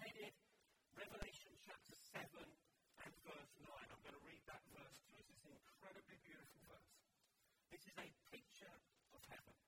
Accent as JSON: {"language": "English", "region": "London", "country": "United Kingdom", "tie": "born or raised there", "said": "I grew up in London"}